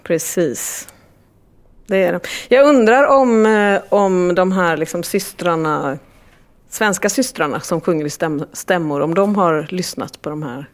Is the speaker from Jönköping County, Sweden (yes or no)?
no; Gothenburg, Västra Götaland, Sweden; korridorerna på högstadiet i Gamlestan, Gamlestadsskolan